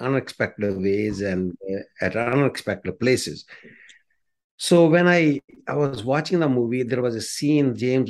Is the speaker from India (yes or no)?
yes; India; moved away as an adult; now in Canada; I grew up in the slums of India